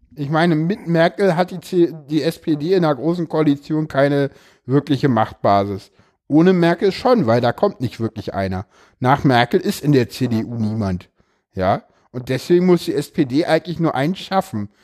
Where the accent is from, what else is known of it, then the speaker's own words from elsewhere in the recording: East Germany, Germany; ich komme aus dem Osten